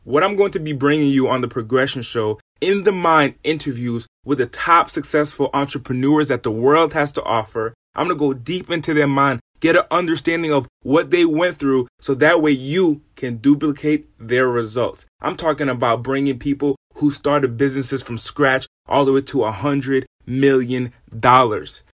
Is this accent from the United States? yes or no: yes; Rhode Island, United States; moved away as an adult; now in California, United States; I'm originally from the East Coast, from a small state in the smallest city in that state. I'm from Rhode Island. And in Rhode Island, I lived in an impoverished area.